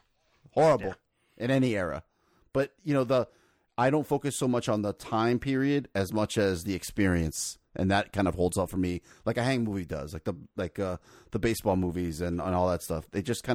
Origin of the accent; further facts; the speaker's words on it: Miami, Florida, United States; I grew up in Miami